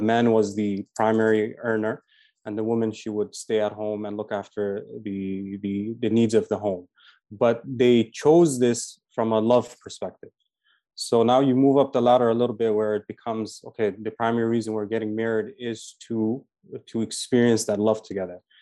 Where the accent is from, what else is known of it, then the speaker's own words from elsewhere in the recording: Toronto, Ontario, Canada; also born or lived in Medina, Saudi Arabia; I'm from Toronto, Canada